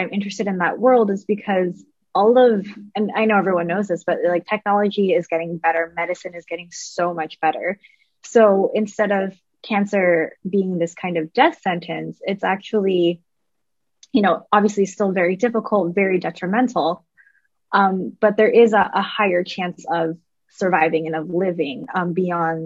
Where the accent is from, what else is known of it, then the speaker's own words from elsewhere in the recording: Canada; moved away as an adult; now in United States; I'm a Canadian lady.